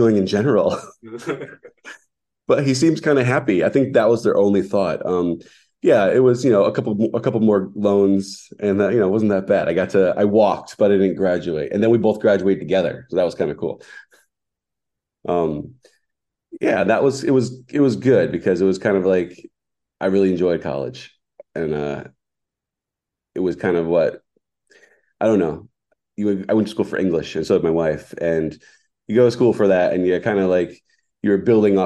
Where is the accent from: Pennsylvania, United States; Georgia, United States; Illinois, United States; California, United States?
Pennsylvania, United States; Scranton; also born or lived in Philadelphia, Pennsylvania; now in Douglassville, United States; I grew up in the Scranton area